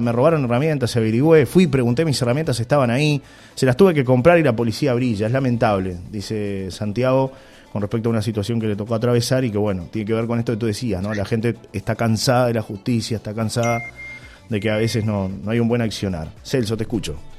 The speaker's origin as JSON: {"language": "Spanish", "country": "Uruguay", "said": "uruguayo, soy uruguayo"}